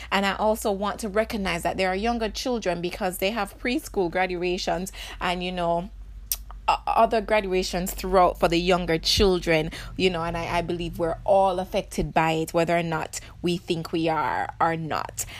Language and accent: English; Jamaica; as Jamaican